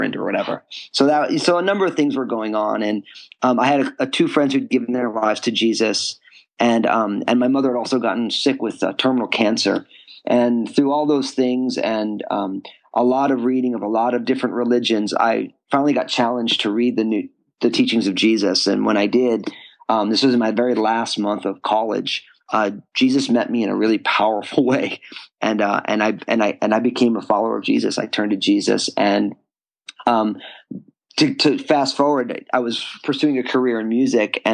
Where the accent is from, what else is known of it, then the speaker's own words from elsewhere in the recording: New Jersey, United States; I grew up in New Jersey